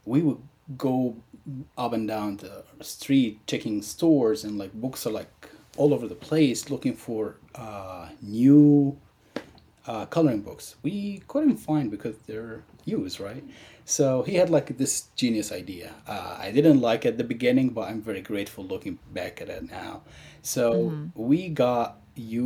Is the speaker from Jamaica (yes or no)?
no; Egypt; moved away as an adult; now in United States; growing up in Egypt